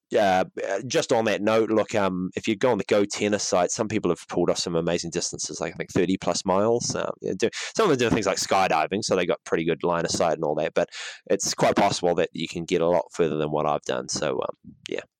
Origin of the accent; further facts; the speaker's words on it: Auckland, New Zealand; in Auckland, my hometown